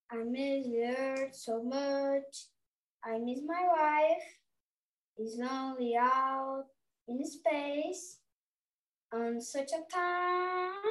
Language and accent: Portuguese; Campinas, São Paulo, Brazil; eu tenho nove anos, eu sou de Campinas.